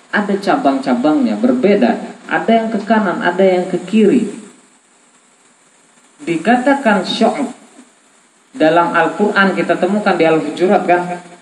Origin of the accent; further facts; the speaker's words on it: South Kalimantan, Indonesia; Contoh saya dengan istri saya, saya orang Banjar, istri orang Bandung.